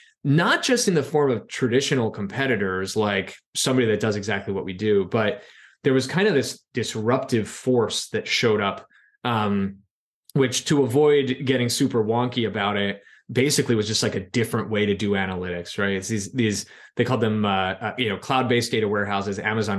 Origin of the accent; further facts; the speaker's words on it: Philadelphia, Pennsylvania, United States; And, you know, headed back to what was my hometown.